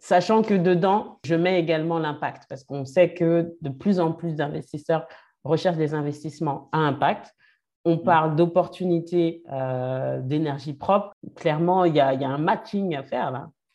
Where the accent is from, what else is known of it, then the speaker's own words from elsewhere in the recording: France; on est français, on y vit